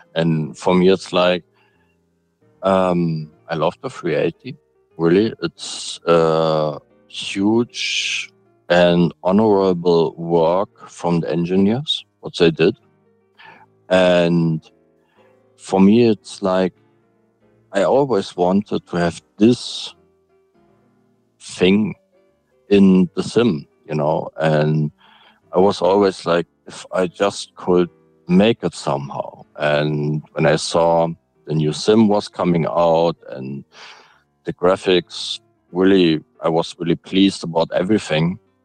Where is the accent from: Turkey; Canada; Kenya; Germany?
Germany; Hamburg; I'm from Germany, Hamburg